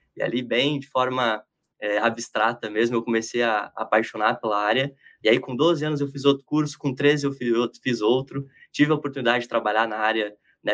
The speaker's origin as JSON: {"language": "Portuguese", "town": "Palmital", "region": "São Paulo", "country": "Brazil", "moved": "yes", "lives_now": "São Paulo, Brazil", "said": "Mas eu sou do interior do estado, lá na divisa com o Paraná, quase né? Uma cidadezinha chamada Palmital, de 20 mil habitantes"}